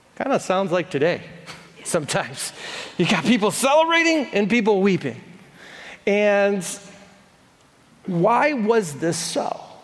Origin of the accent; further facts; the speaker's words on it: Madison Heights, United States; I was born in Madison Heights.